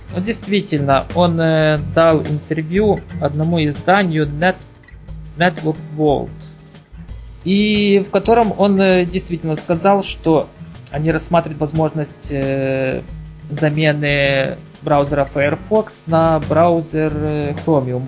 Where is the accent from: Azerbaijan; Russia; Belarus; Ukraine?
Ukraine; я с Украины